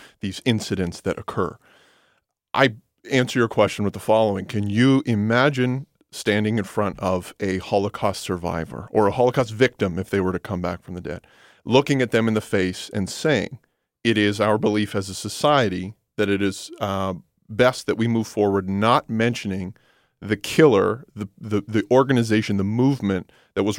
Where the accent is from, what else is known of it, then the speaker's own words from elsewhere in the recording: Canada; now in London, Canada; as a Canadian, as a citizen of London, as a Canadian